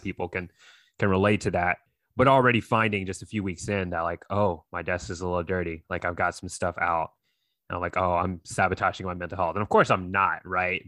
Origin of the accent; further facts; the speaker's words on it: North Carolina, United States; I grew up out here in North Carolina